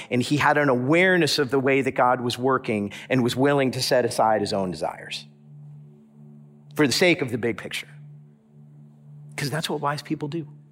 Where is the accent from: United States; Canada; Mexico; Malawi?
United States; South Florida; now in Madison, United States; I'm from South Florida